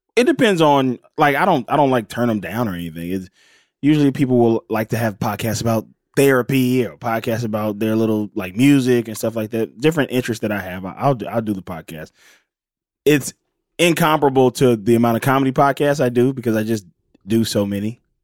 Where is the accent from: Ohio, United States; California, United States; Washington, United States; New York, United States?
California, United States; Los Angeles; also born or lived in Pascagoula, Mississippi; I am from originally from Pascagoula, Mississippi, and I moved to Los Angeles when I was about eight years old, and I've been here ever since then. Grew up